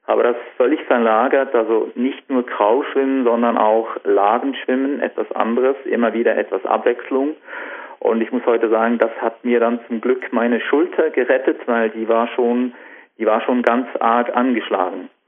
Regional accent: Switzerland; Ja, das ist genau das Problem bei uns in der Schweiz.

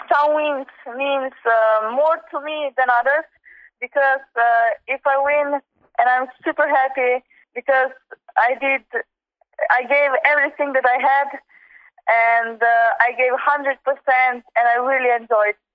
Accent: Slovenia; born or raised there

